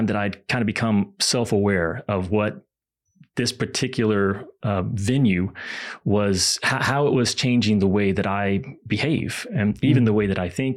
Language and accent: English; Kentucky, United States; I grew up in Kentucky